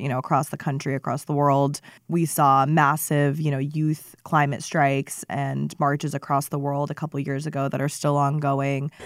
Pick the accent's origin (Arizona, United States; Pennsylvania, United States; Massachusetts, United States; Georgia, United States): Arizona, United States; Phoenix; also born or lived in Seattle, Washington; Phoenix and, and where we were on things, um, being my hometown